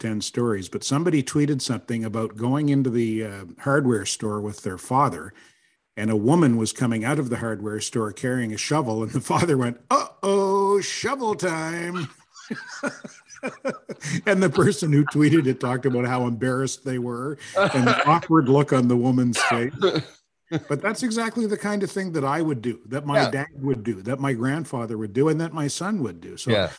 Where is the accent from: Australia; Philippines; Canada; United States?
Canada; the Maritimes; now in Montreal, Canada; that's because I'm from the Maritimes. That's because I'm from a place where you do say good morning.